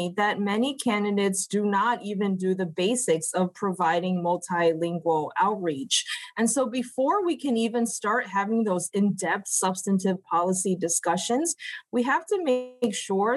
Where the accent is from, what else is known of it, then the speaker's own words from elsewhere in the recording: United States; as an Asian American born and raised in the United States